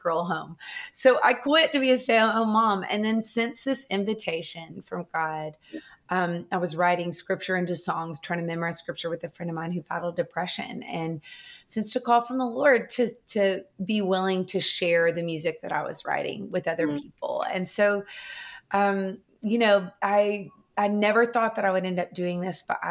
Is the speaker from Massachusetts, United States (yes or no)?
no; Nashville, Tennessee, United States; I grew up right here in Nashville, Tennessee.